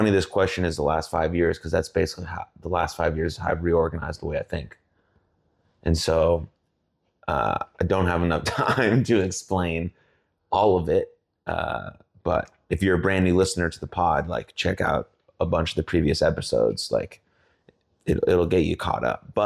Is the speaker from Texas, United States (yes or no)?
yes; Plano, Texas, United States; also born or lived in California; But I could say I'm from Plano, and I grew up with my mom and dad and my sister, and we moved here. Um, went from California because we wanted to be around more Jewish people